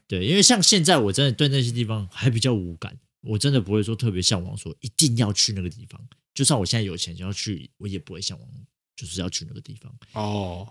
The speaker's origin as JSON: {"language": "Chinese", "region": "Taipei", "country": "Taiwan", "tie": "born or raised there", "said": "就是土生土长的台北人"}